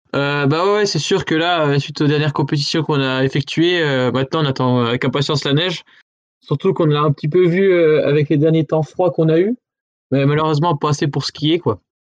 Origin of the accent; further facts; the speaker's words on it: Maisons-du-Bois, Bourgogne-Franche-Comté, France; also born or lived in Pontarlier; je suis pas d'Arson, je suis de Maison du Bois, c'est le petit village à côté